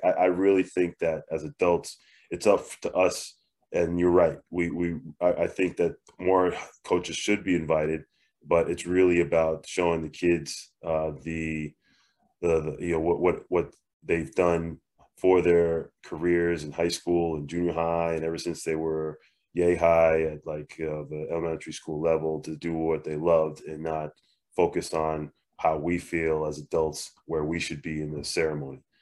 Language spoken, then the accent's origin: English; Northeast, United States; now in Arizona, United States; I'm from the Northeast